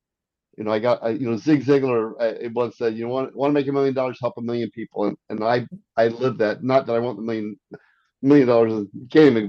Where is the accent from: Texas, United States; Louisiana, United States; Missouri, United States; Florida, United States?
Missouri, United States; Arnold; also born or lived in France / South Korea / Silicon Valley; I was born in France, raised in Arnold, Missouri, grew up in South Korea, and lived in Silicon Valley.